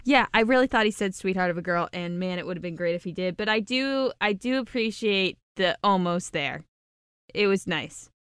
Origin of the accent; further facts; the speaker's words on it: Ohio, United States; growing up in Ohio